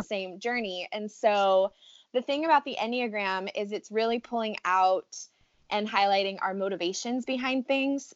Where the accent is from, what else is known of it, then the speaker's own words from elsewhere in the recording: Riverside, California, United States; moved away as an adult; now in San Diego, United States; I am from Southern California. I am from Riverside, which is where we met actually, and am now currently living in San Diego